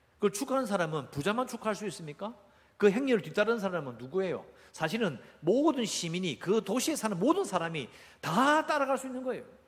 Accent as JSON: {"language": "Korean", "region": "Busan", "country": "South Korea", "tie": "born or raised there", "said": "저도 어릴 때 해운대 바닷가에 살았거든요"}